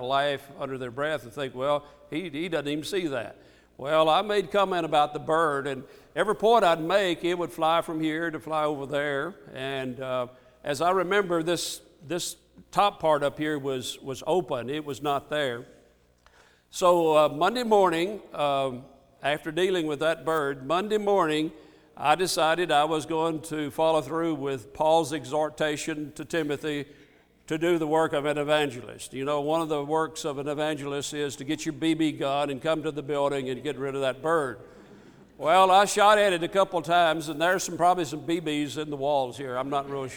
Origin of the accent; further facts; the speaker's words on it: Ripley, Mississippi, United States; When I was growing up, my hometown, home congregation is Ripley, Mississippi. When I was growing up there